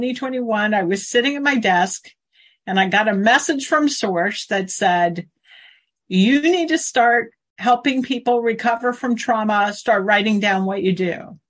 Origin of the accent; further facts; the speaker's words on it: Tidewater, Virginia, United States; also born or lived in Maryland; I grew up in Tidewater, Virginia